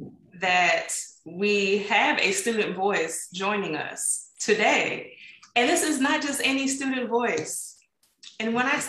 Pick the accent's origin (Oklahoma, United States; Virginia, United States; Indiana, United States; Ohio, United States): Ohio, United States; not only am I from Ohio